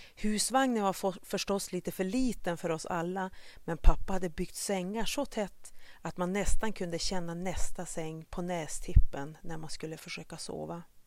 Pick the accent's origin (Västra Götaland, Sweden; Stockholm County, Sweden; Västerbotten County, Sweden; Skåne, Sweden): Västerbotten County, Sweden; Vännäs; also born or lived in Kenya; Som liten spelade jag i Vännäs AIK